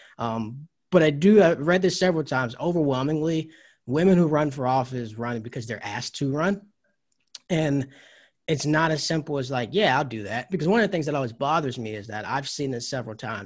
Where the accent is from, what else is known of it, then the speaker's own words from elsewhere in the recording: Georgia, United States; also born or lived in North Carolina; I was born in North Carolina. And then grew up in Georgia, went to school there